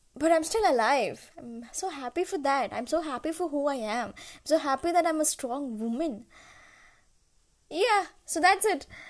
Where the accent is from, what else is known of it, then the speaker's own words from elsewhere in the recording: Kottayam, Kerala, India; English is a second language; also born or lived in Chennai, Tamil Nadu; now in Bangalore, India; I was born in Chennai and I was brought up in Kerala, Kerala, Kottayam.